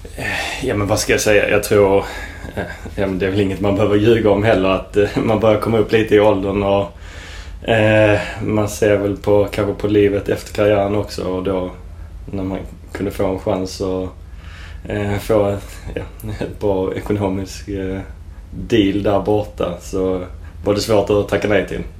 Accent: Sweden; som svensk

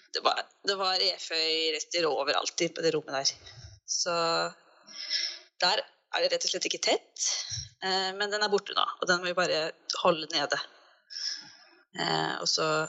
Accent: Fredrikstad, Østfold, Norway; moved away; also born or lived in Oslo; vi er jo begge fra Fredrikstad

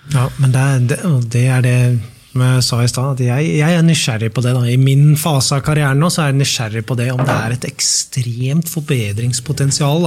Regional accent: Norway; Så kommer vi fra Norge

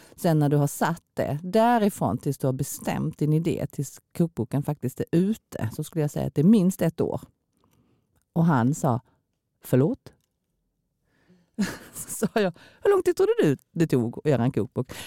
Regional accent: Kristianstad, Skåne, Sweden; moved away as an adult; also born or lived in South Korea / Stockholm / Helsingborg; now in Malmö, Sweden; jag kommer ju då från Kristianstad och min man kommer ifrån Blekinge.

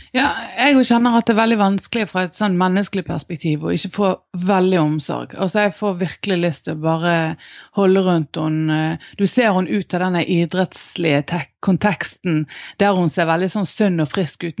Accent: Norway; identiteten som nordmann

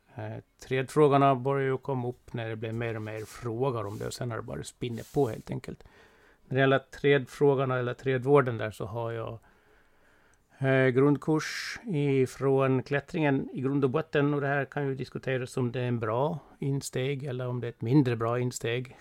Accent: Gotland, Sweden; Jag är eh, från Gotland, det hörs väl ganska klart och tydligt

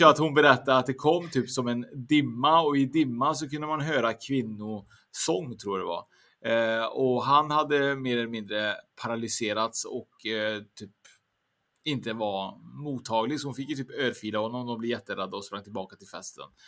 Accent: Trollhättan, Västra Götaland, Sweden; där jag kommer från, Trollhättan

